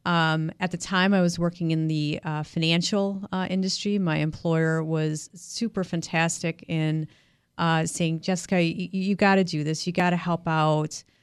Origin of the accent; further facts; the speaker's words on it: West Bend, Wisconsin, United States; moved away as an adult; also born or lived in New York City; I was born and raised in West Bend, Wisconsin, uh, and by the age of twenty-two, I moved to New York City